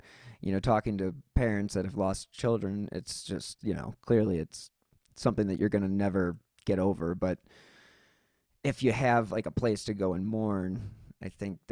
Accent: Cleveland, Ohio, United States; I'm from Cleveland

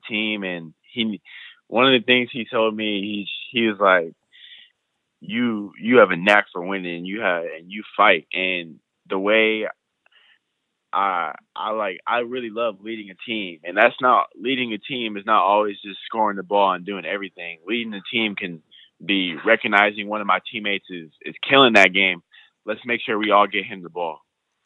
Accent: West Coast, United States; I'm from the West Coast

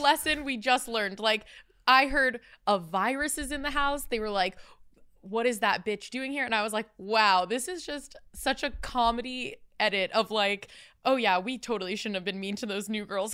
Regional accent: Tampa, Florida, United States; moved away as an adult; also born or lived in Los Angeles; I'm from Tampa, and so coming to, like, I moved to L A when I was eighteen for college

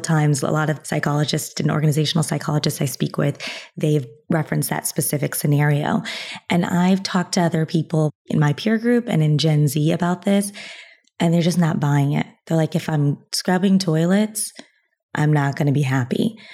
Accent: United States; being an American

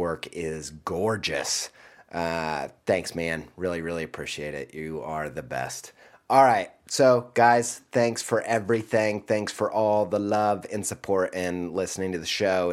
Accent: Indiana, United States; I'm from Indiana

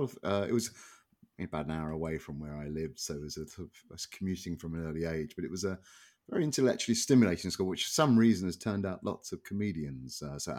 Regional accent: London, United Kingdom; North London, or North London, to use my original accent. Sort of outer suburb, sort of an industrial suburban area.

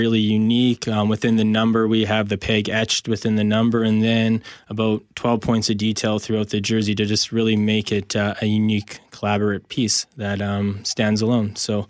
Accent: Winnipeg, Manitoba, Canada; moved away as an adult; I was from Winnipeg

